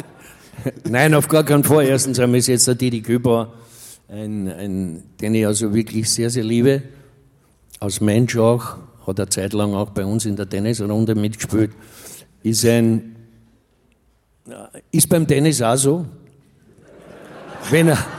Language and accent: German; Vienna, Austria; Austria Rapid, das ist mein Derby in meiner Heimat.